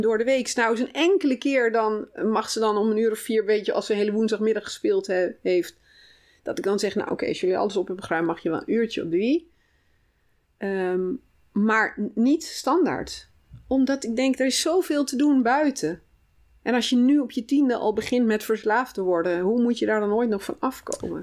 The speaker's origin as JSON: {"language": "Dutch", "region": "North Brabant", "country": "Netherlands", "tie": "born or raised there", "also_born_or_lived": "Oegstgeest", "moved": "as an adult", "said": "ik kom uit Brabant. Hm. Daar heb ik zeg maar mijn jeugd doorgebracht tot ah, ik ging okay. studeren."}